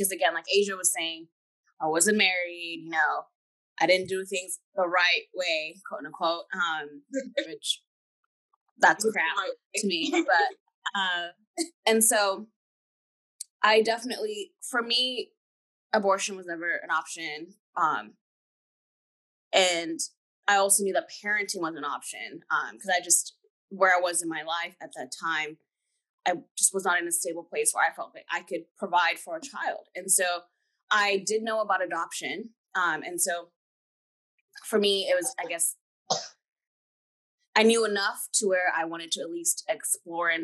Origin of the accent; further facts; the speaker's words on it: Kenya; moved away; I'm actually full-blood Kenyan. I was born in Kenya.